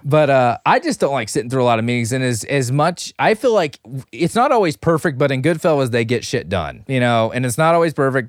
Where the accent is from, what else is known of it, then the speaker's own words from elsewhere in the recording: Philippines; I'm a Filipino